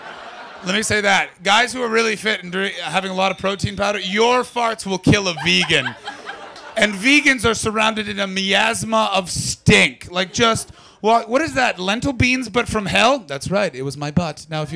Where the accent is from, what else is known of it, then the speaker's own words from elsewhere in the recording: Ottawa Valley, Ontario, Canada; moved away; I'm from the Ottawa Valley.